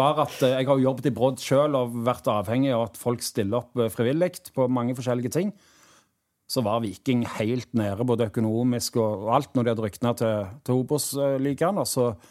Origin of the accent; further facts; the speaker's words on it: Stavanger, Rogaland, Norway; spilte i Vassøy, der jeg vokste opp